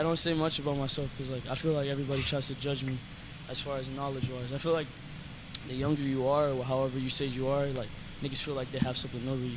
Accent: Pompano Beach, Florida, United States; also born or lived in Plantation, Florida / North Lauderdale, Florida / Fort Lauderdale, Florida; I was raised borderline like Pompano, but I was born in Plantation, um, Plantation Hospital. Raised around Pompano area, raised around North Lauderdale and Broward. Like so, Broward County was like where I grew up

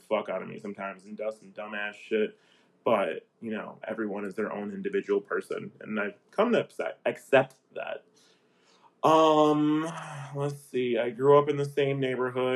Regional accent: Aurora, United States; I grew up in Aurora.

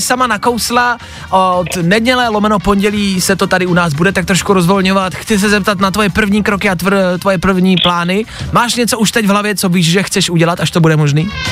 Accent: Czechia; My jako Češi

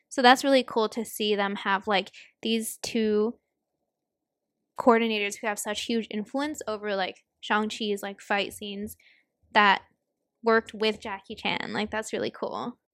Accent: Hong Kong; now in United States; we grew up in Hong Kong

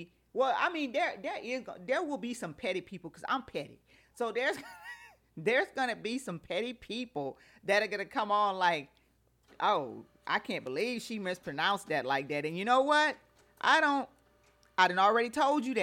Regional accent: Louisiana, United States; I'm from Louisiana

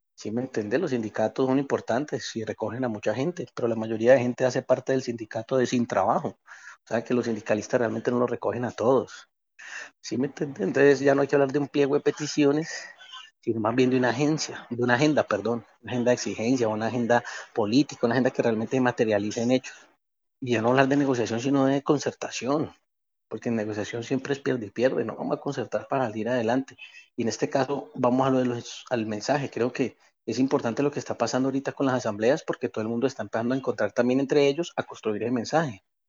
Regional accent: Colombia; somos colombianos todos

